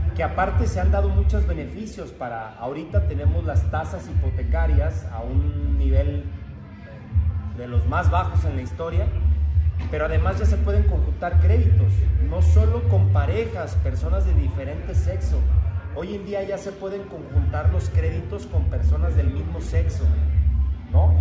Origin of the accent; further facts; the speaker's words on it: Guadalajara, Jalisco, Mexico; soy de Guadalajara, Jalisco